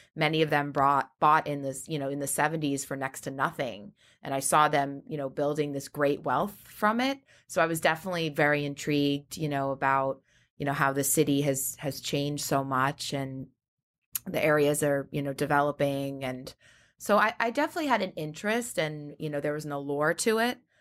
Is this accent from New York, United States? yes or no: yes; Great Neck, New York, United States; I'm from Long Island, Great Neck